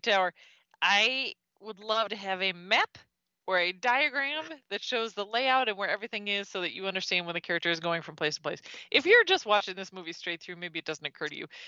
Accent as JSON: {"language": "English", "country": "United States", "said": "Being an American"}